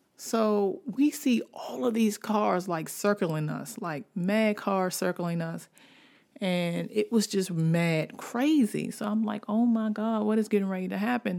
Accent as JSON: {"language": "English", "town": "Washington", "region": "District of Columbia", "country": "United States", "tie": "born or raised there", "also_born_or_lived": "Baltimore", "said": "I'm from Washington, D C. Washington, D C is where I was born, and Baltimore is, is where my heart got pumped with the love of writing"}